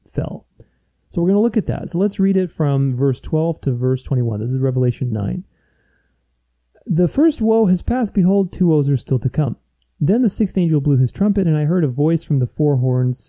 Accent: Romania; moved away; I grew up in Romania. I mean, I was born there

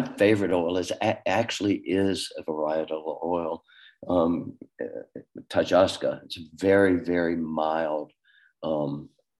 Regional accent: Southern United States, United States; accent: Southern; moved away; also born or lived in New York / Paris / Genoa; this Southern accent

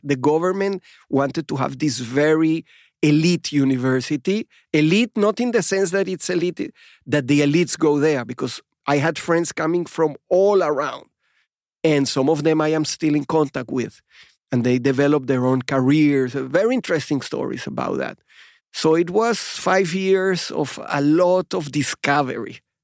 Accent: Venezuela; moved away as an adult; also born or lived in Chile / Kibbutz Nirim, Israel; now in Israel; I grew up in Venezuela

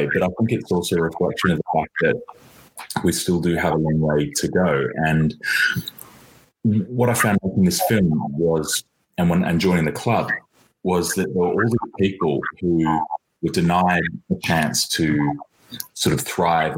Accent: Australia; moved away as an adult; now in London, United Kingdom; When I was growing up in Australia

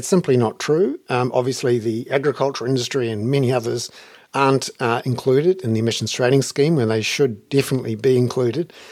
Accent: New Zealand; as a 18, 19, 20-year-old growing up in New Zealand

